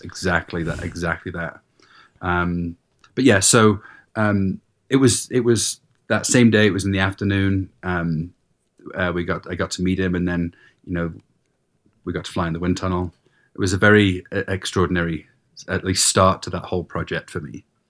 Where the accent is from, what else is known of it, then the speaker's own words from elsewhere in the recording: England, United Kingdom; moved away; I grew up in England